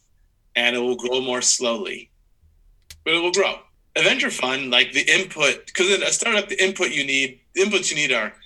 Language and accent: English; Midwest, United States; that person's from the East Coast and I'm from the Midwest